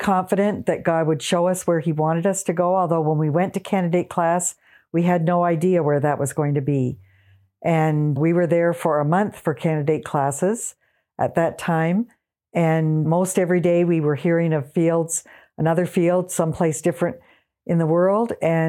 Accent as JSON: {"language": "English", "town": "Oshawa", "region": "Ontario", "country": "Canada", "tie": "born or raised there", "also_born_or_lived": "Togo", "moved": "as an adult", "said": "I was born and raised in Oshawa, Ontario, Canada. And after high school, I went to Bible college in Toronto, where I met my husband, Gibb."}